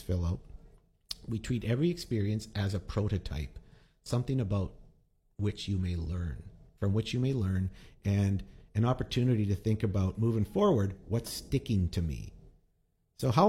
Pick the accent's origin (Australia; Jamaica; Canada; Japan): Canada; Winnipeg, Manitoba; I'm from the neighborhood of Norwood, the Norwood Flats